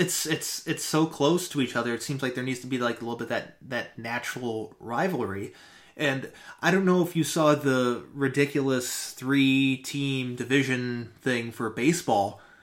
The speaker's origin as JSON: {"language": "English", "region": "Michigan", "country": "United States", "tie": "born or raised there", "moved": "yes", "lives_now": "Ohio, United States", "said": "I grew up in Michigan, uh, even though I was born in Ohio and I currently live in Ohio. So a lot of my time of my childhood was spent in Michigan."}